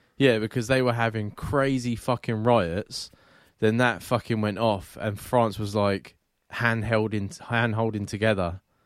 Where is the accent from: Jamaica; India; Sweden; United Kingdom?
United Kingdom; England; I am English